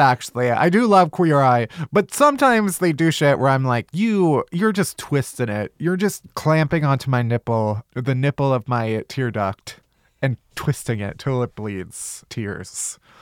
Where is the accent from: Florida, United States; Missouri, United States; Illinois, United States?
Illinois, United States; Chicago; I'm also from Chicago. South